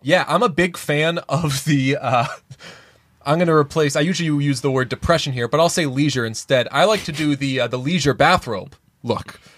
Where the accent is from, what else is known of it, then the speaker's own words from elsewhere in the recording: United States; I'm American